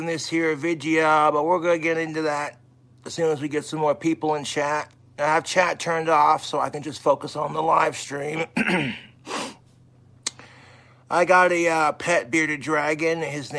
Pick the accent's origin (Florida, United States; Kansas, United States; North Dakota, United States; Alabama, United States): North Dakota, United States; Valley City; all three of the dogs I had growing up in Valley City have now passed away.